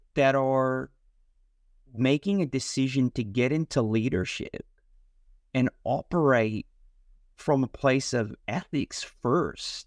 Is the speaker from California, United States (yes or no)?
yes; California, United States; moved away as an adult; now in Australia; I was from California